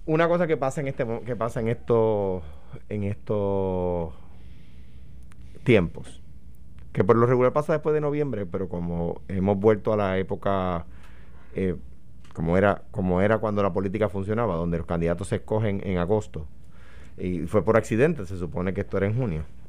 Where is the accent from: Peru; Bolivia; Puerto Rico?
Puerto Rico; me hago como puertorriqueño